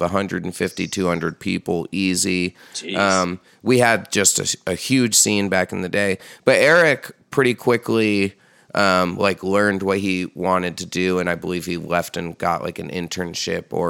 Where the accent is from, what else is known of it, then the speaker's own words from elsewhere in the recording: Hudson Valley, New York, United States; when we were growing up in the Hudson Valley